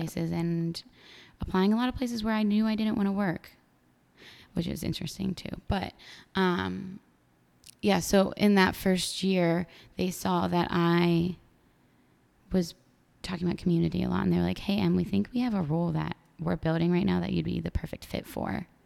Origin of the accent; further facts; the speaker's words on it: State College, Pennsylvania, United States; moved away as an adult; now in New York City, United States; State College. I literally grew up